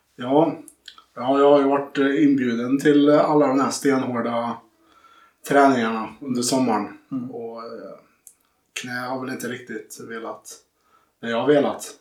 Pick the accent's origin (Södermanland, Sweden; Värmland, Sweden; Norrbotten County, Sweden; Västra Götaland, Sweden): Värmland, Sweden; Sunne; Jag är från Sunne